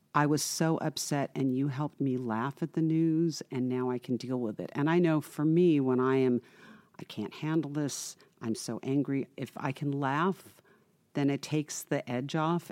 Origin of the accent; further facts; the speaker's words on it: Irvine, California, United States; I grew up in Irvine